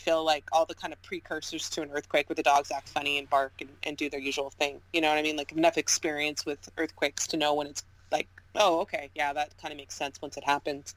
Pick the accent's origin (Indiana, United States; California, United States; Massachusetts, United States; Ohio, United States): California, United States; Southern; I'm from Southern California